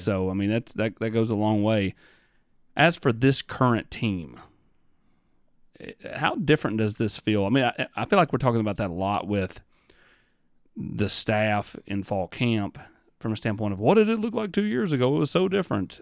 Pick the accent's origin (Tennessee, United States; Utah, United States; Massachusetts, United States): Tennessee, United States; Morristown; also born or lived in Rogersville, Tennessee; went to high school in Morristown